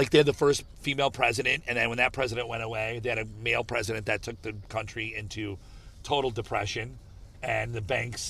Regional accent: United States; "Where are you from?" I said, "America."

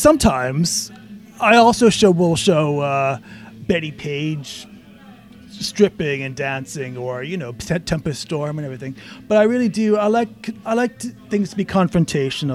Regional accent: Canada; moved away; I'm Canadian, and I grew up watching SCTV.

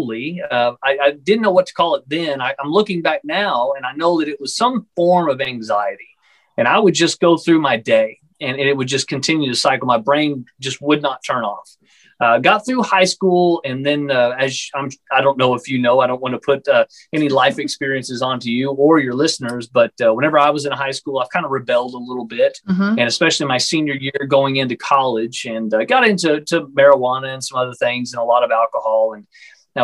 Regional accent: Texas, United States; I'm from the Texas area in the United States

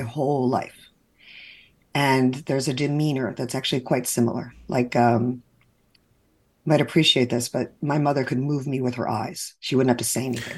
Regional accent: New York, United States; moved away as an adult; now in Florida, United States; To be Jewish from New York living in Florida

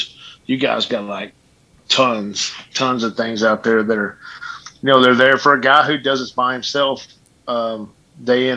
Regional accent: Midland, Texas, United States; I'm from a West Texas town, Midland, Texas

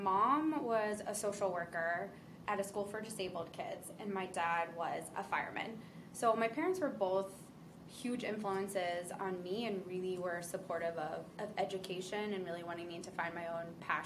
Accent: Ocean City, New Jersey, United States; For anyone who knows Jersey, this is Ocean City area, so closer to Philadelphia

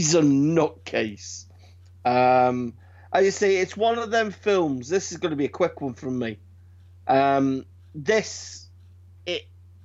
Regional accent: United Kingdom; I'm British.

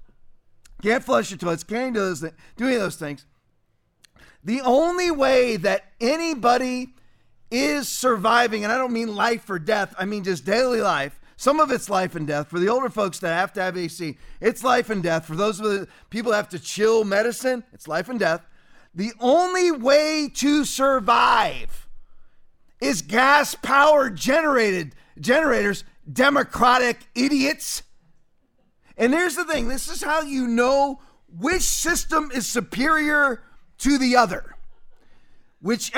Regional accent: Englewood, Florida, United States; Inglewood, Florida, which is basically my hometown, it's where I went to school, went to high school, went to middle school

